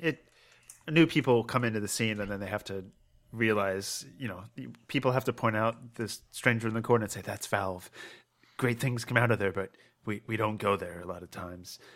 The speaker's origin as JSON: {"language": "English", "region": "Maryland", "country": "United States", "moved": "yes", "lives_now": "Pennsylvania, United States", "said": "I'm from Maryland"}